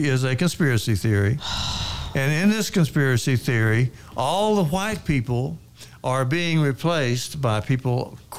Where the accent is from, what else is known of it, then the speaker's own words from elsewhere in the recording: Ada, Oklahoma, United States; now in Dallas, United States; Ada is my hometown